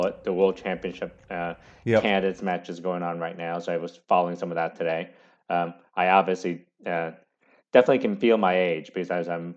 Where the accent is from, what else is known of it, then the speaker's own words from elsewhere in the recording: San Francisco Bay Area, California, United States; I grew up in the San Francisco Bay Area